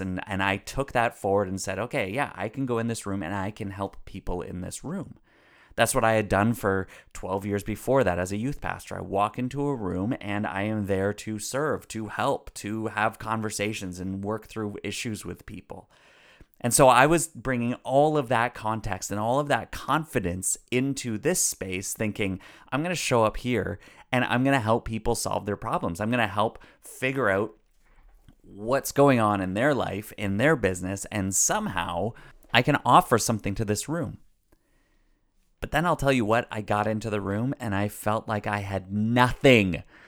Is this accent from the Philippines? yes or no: no; Canada; I'm Canadian